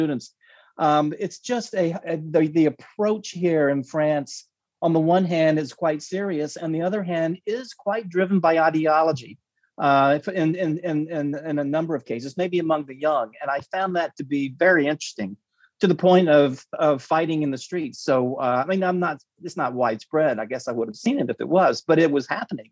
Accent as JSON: {"language": "English", "country": "United States", "said": "as an American in Paris"}